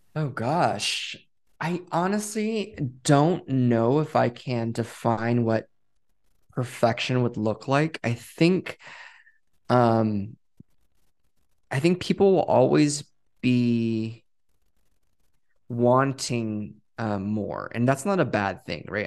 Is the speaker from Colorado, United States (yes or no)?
no; Westminster, California, United States; moved away as an adult; also born or lived in Boston area; I grew up in Westminster and then I went to school in the Northeast. um, and moved to the Boston area for seven years.